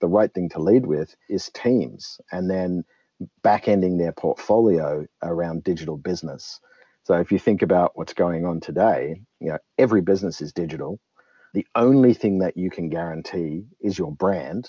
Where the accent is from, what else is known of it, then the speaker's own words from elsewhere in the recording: Australia; I'm Australian and I started my career down south